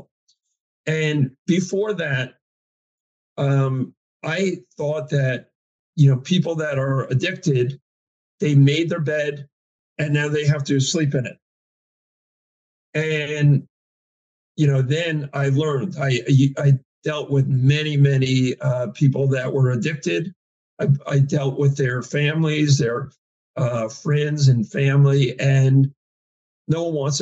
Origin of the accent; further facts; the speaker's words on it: New Jersey, United States; I was from New Jersey.